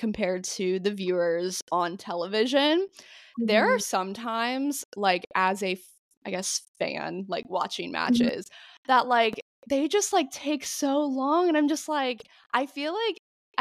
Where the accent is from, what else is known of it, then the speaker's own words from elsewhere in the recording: Florida, United States; I'm from Florida